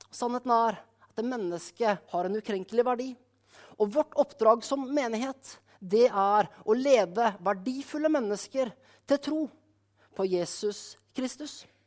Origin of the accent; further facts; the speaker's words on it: Skien, Telemark, Norway; menigheten hjemme i Skien